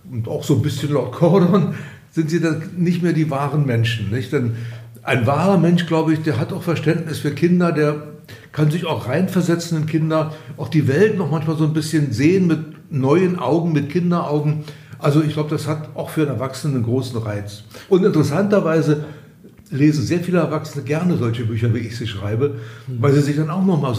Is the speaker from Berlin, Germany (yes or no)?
yes; Berlin, Germany; Ich bin ja in Berlin geboren, 1943 als die Mauer gebaut wurde, 61, war ich bereits 18 und bis dahin war ich in beiden Stadtteilen zu Hause, im Westen wie im Osten